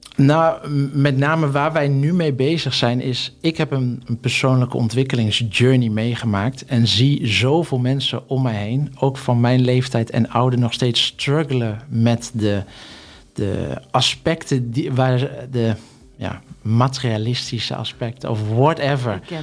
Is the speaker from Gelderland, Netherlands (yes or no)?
yes; Hummelo, Gelderland, Netherlands; moved away; also born or lived in Singapore; ik ben opgegroeid in Hummelo, een plaatsje in de Achterhoek